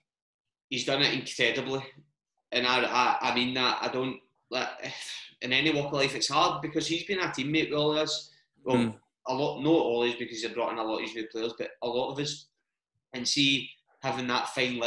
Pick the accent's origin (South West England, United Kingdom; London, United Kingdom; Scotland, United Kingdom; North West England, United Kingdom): Scotland, United Kingdom; Glasgow; growing up in Glasgow, well, in Scotland in general, but especially sort of, I don't mean to say I came up fucking, like, I didn't go to a really bad school, but coming up to the East End of Glasgow, growing up, I had classmates